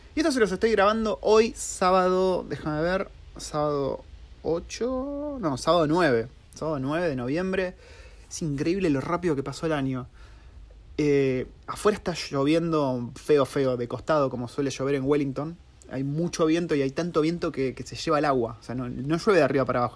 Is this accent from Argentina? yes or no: yes; Argentina; moved away as an adult; now in New Zealand; cómo somos los argentinos